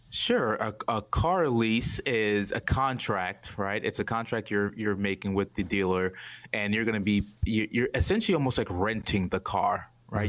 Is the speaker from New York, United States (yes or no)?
yes; New York City, New York, United States; moved away as an adult; also born or lived in Atlanta, Georgia; born and raised in Brooklyn, New York.